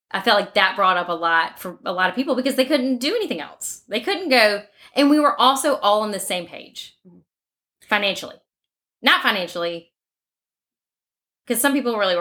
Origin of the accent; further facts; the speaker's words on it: Mountain Brook, Alabama, United States; So we're from Mountain Brook. I do find the first time we grew up with Mountain Brook mentality